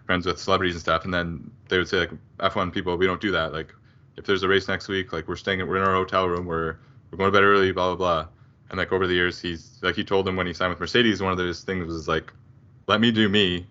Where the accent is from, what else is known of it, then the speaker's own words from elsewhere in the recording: Canada; close to home as a Canadian